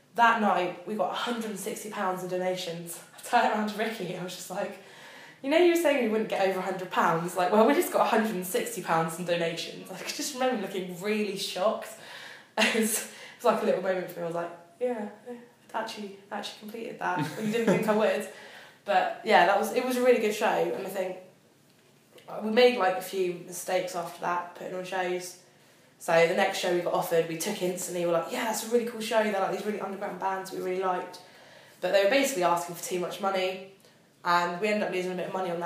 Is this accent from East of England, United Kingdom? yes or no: no; Salisbury, South West England, United Kingdom; moved away as an adult; now in Southampton, United Kingdom; I'm from Salisbury, which is, well, just the outside of Salisbury, about 40 minutes away